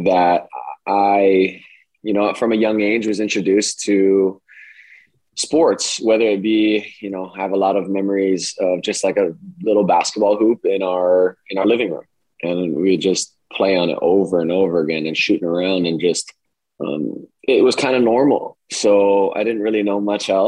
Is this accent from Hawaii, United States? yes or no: yes; Kailua, Hawaii, United States; moved away as an adult; I grew up in Kailua